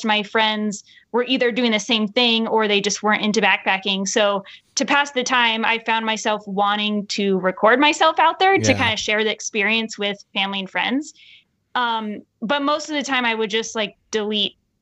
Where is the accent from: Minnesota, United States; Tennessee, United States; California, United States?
California, United States; Southern; moved away as an adult; now in Utah, United States; growing up in Southern California